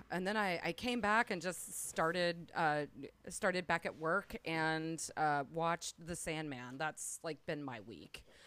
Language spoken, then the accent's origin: English; Gulf Coast, United States; moved away; also born or lived in Perdido Key; I am originally from the Gulf Coast